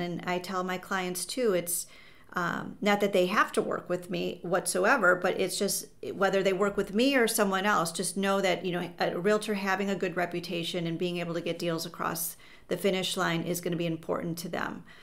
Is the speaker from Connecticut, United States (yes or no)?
no; Chicago, Illinois, United States; I grew up in the North Shore of Chicago, and I went to college in the city, and I've been in the city ever since